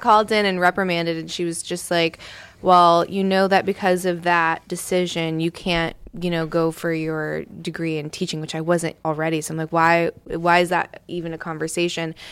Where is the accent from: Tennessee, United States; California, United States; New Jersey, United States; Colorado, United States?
California, United States; Southern; moved away; also born or lived in East Coast, United States / Southern US; I'm from Southern California originally